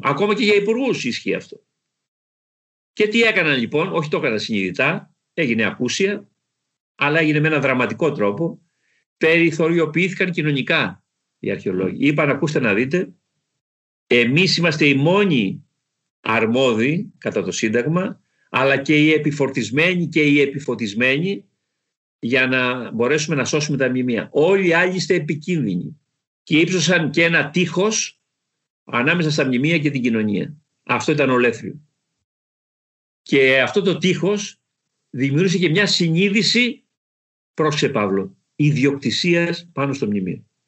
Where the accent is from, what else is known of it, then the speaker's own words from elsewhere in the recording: Kalamata, Peloponnese, Greece; moved away as an adult; Στην πατρίδα μου, στη Μεσσηνία